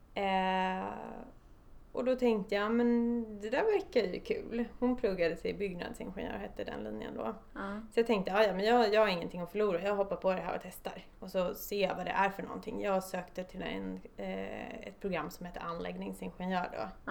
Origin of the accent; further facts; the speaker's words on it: Stockholm, Stockholm County, Sweden; jag är född och uppvuxen i Stockholm